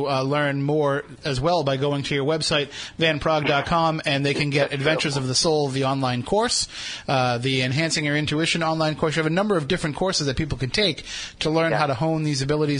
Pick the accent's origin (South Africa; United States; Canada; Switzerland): United States; Wareham, Massachusetts; we're from Wareham, three of us anyway